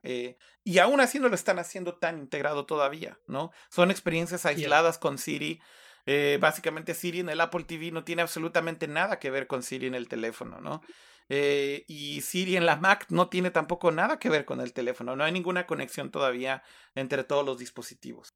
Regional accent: Mexico; como decimos en México

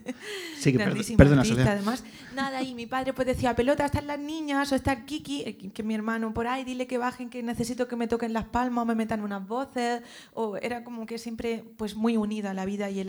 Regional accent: Madrid, Community of Madrid, Spain; echo de menos Madrid, yo soy madrileña y, es que he terminado en Madrid porque la amo y me apasiona

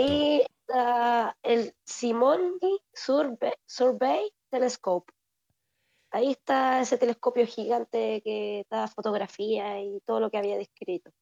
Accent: Chile; soy de Chile.

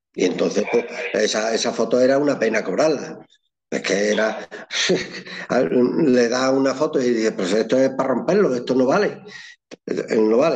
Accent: Llerena, Extremadura, Spain; soy de Llerena, de la provincia de Badajoz, al sur de Badajoz

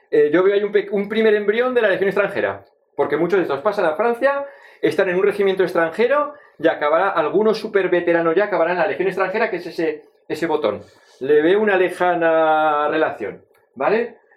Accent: Zaragoza, Aragon, Spain; ciñéndome un poco a aragoneses, al fin y al cabo soy de Zaragoza, la tierra siempre tira

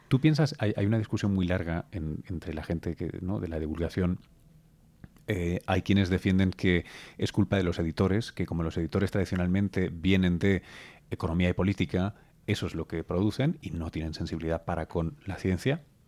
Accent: Spain; yo soy español

